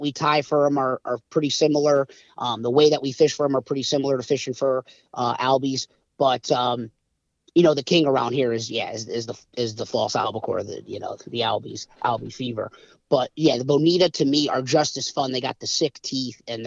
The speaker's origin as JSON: {"language": "English", "town": "Milford", "region": "Connecticut", "country": "United States", "tie": "born or raised there", "said": "I grew up in Milford, Connecticut, which is, southern Connecticut, southern New England"}